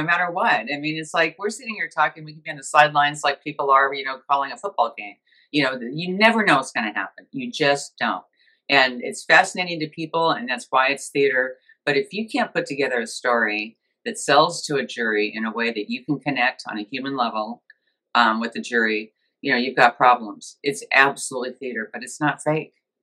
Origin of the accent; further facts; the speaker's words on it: Scotland, United Kingdom; I'm Scottish